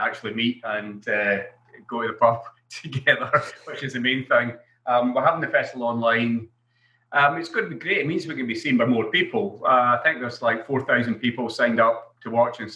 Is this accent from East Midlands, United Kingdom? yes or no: no; Stirling, Scotland, United Kingdom; it's my hometown